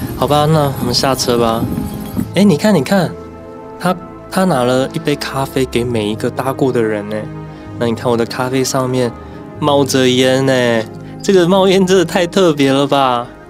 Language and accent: Chinese; Taiwan; 我们就说我们来自台湾嘛